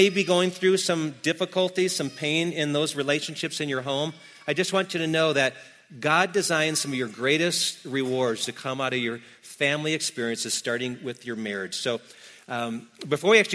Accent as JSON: {"language": "English", "region": "Wisconsin", "country": "United States", "said": "I'm from Wisconsin"}